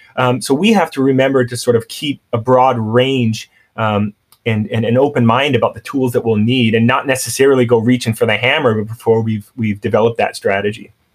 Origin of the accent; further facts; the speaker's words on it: Canada; moved away; also born or lived in San Francisco / New York; growing up in Canada I, we grew up with a lot of Filipino kids